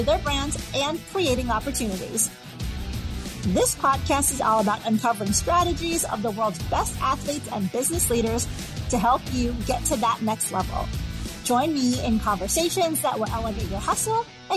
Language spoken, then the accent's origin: English; Chicago, Illinois, United States; I'm from Chicago